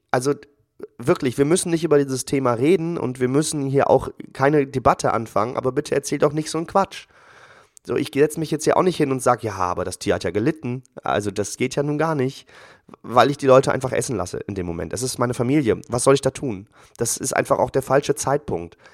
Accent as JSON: {"language": "German", "region": "Northern Germany", "country": "Germany", "said": "bei uns in Norddeutschland"}